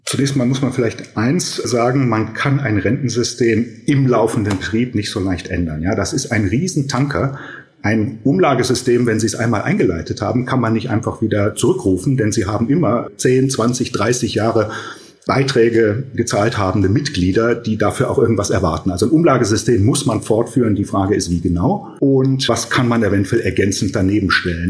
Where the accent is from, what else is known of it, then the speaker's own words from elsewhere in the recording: Germany; bei uns in Deutschland